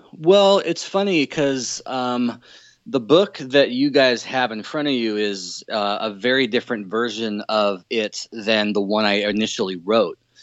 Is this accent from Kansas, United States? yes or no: no; Southern California, United States; moved away as an adult; now in Seattle, United States; I come from uh, Southern California and moved up to the Northwest in 04. So I've been up here for about 12 and a half years or so